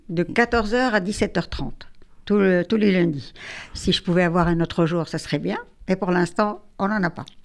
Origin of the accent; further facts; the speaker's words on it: Tunisia; je suis aussi de Tunisie, hein.